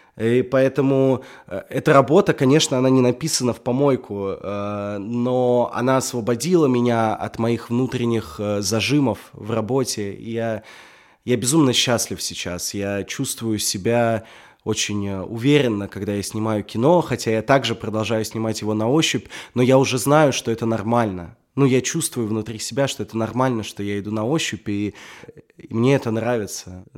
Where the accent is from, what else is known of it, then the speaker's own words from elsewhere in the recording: Russia; я русский